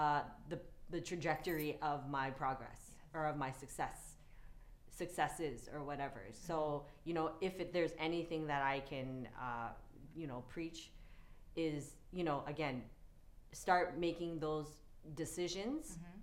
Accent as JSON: {"language": "English", "town": "Toronto", "region": "Ontario", "country": "Canada", "tie": "born or raised there", "said": "I grew up in Regent Park before it was gentrified"}